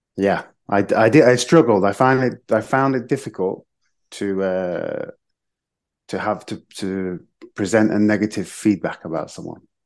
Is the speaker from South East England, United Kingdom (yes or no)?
no; Nottingham, East Midlands, United Kingdom; moved away as an adult; also born or lived in Madrid / Zaragoza / Jerez de la Frontera; now in Seville, Spain; I was born in Nottingham in England. But my mum is Irish, so I have a dual nationality